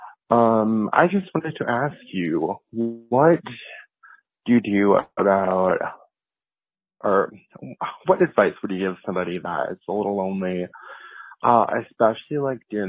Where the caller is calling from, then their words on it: Chicago, Illinois, United States; I'm calling you from Chicago